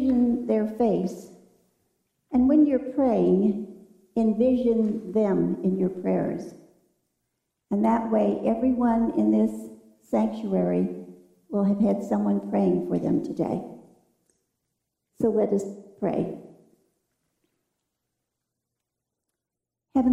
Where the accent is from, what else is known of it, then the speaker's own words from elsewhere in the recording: Michigan, United States; moved away; that's a pretty good state because that's my home state